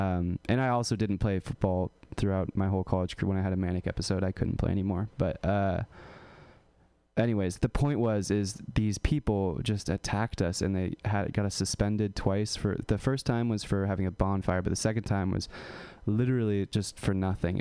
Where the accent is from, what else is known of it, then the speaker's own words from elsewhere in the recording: California, United States; I grew up in California. I was like a hippie, like La Honda kind of guy